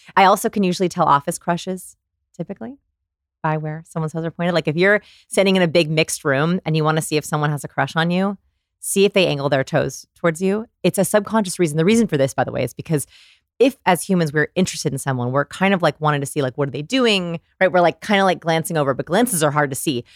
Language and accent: English; Texas, United States; I'm from Texas